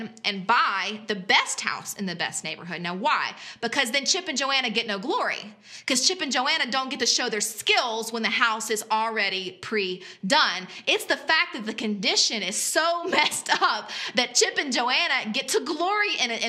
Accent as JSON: {"language": "English", "region": "South Louisiana", "country": "United States", "tie": "born or raised there", "moved": "yes", "lives_now": "West Virginia, United States", "said": "I grew up in South Louisiana"}